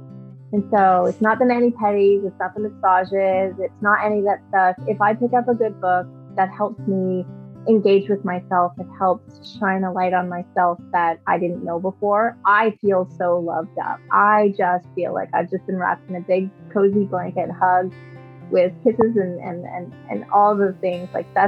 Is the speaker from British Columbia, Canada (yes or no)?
no; Edmonton, Alberta, Canada; born there; But I was born in Edmonton, Alberta, to a military family. My dad was a military pilot when I was born. So we did a lot of moving.